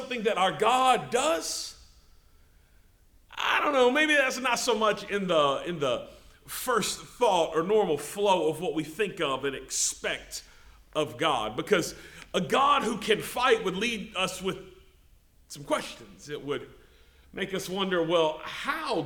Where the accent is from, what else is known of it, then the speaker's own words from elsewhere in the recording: Memphis, Tennessee, United States; I grew up in Memphis, Tennessee